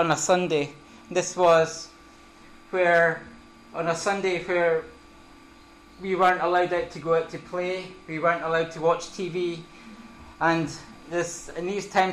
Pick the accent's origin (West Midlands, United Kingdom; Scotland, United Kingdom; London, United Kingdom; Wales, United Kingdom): Scotland, United Kingdom; Perth; moved away as an adult; also born or lived in Helensburgh; I was born and brought up in Perth.